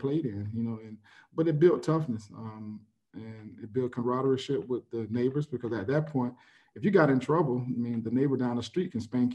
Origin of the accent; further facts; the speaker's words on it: Pompano Beach, Florida, United States; I grew up in Pompano Beach, Florida